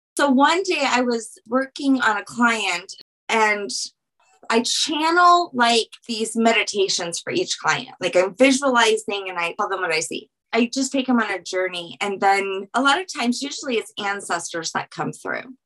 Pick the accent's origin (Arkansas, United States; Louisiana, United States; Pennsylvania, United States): Louisiana, United States; I'm from Louisiana